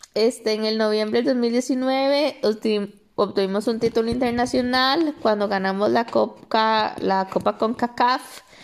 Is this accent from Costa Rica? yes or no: yes; San José, Costa Rica; also born or lived in Tibás; soy de San José